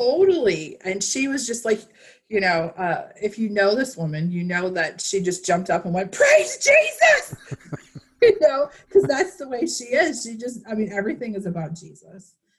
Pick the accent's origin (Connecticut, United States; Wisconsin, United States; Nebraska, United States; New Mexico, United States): Wisconsin, United States; I grew up in Midwest Wisconsin